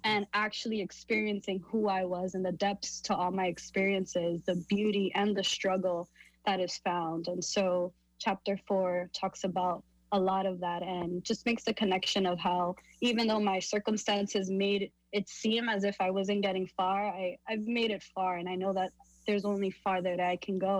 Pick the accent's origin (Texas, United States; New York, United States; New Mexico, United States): New York, United States; New York City; born and raised in Harlem, New York